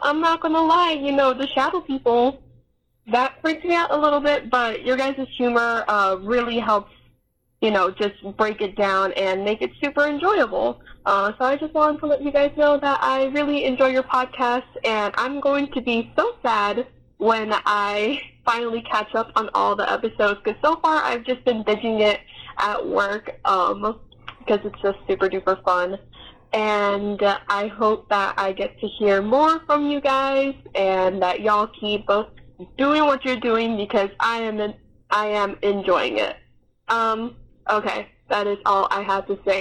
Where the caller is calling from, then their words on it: Arizona, United States; I'm calling from Arizona